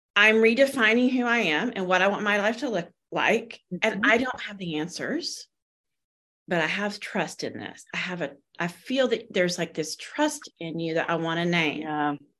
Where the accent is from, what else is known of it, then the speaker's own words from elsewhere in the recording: the South, United States; moved away; also born or lived in California; we were raised in the South in a Christian faith